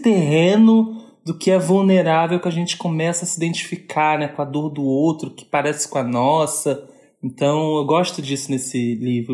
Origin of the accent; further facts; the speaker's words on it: Rio de Janeiro, Brazil; sou carioca